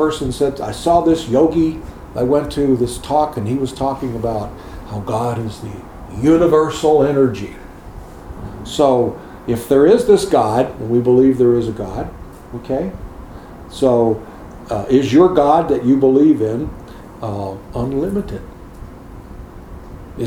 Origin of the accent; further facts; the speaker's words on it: United States; in America, we're conditioned to drive on the right side of the road